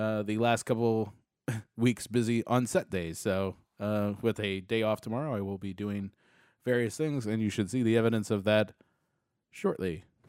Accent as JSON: {"language": "English", "country": "United States", "said": "as an American"}